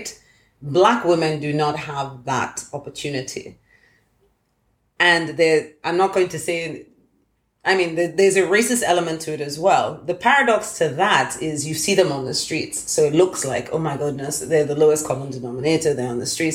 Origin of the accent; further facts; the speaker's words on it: Lagos, Nigeria; moved away; also born or lived in United Kingdom / United States; growing up in Lagos and then spending some time in the UK and the States